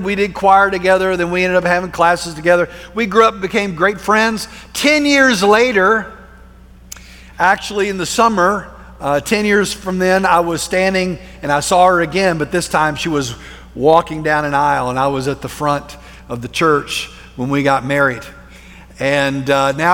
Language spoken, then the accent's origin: English; Plainview, Texas, United States; we moved our family from Central Texas out to West Texas to a small town called Plainview